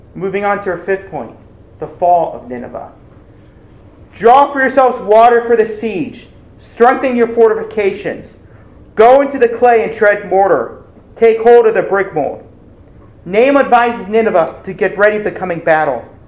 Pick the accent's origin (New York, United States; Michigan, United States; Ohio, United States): Ohio, United States; my home state of Ohio